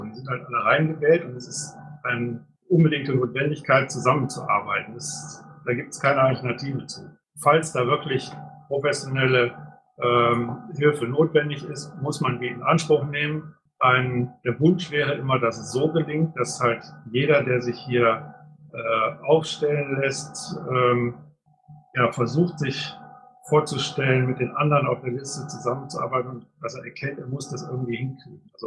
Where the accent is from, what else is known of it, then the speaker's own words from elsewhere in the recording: Düsseldorf, North Rhine-Westphalia, Germany; weil ich tatsächlich als Düsseldorfer mit meiner äh, halt hier von um die Ecke komme